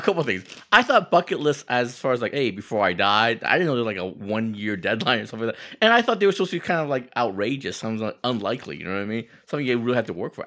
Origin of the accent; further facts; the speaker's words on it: United States; I grew up in America